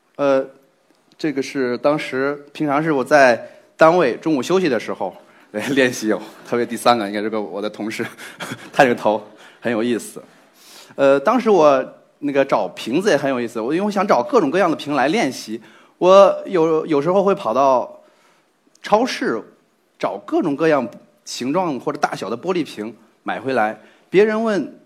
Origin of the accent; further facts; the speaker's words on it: Zhengzhou, Henan, China; 我是一名来自河南郑州的测绘工程师